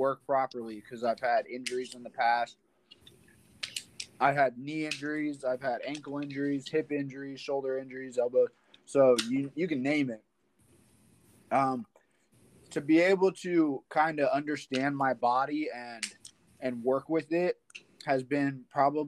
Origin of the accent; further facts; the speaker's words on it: Kansas, United States; moved away as an adult; now in Iowa, United States; I am from Kansas City area, a small town called Baser, Kansas. That's where I graduated